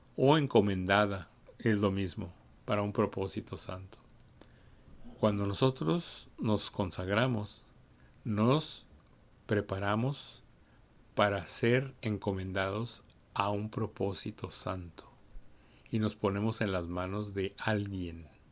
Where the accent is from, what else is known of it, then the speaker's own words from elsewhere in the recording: Mexico; como hispanos, latinos, mexicanos